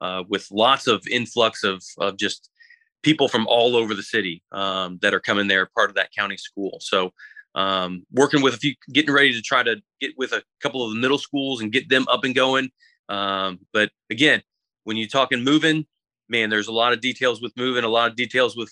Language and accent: English; Florida, United States; moved away as an adult; now in Kingsport, United States; being from Florida and growing up in Florida